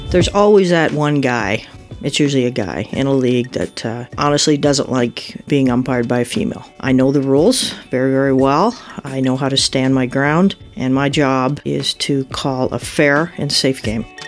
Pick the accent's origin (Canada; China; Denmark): Canada; Muskoka, Ontario; I was born and raised up in Muskoka